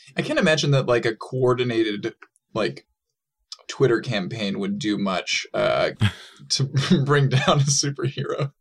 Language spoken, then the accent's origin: English; Saint Paul, Minnesota, United States; physically, I'm from Saint Paul, Minnesota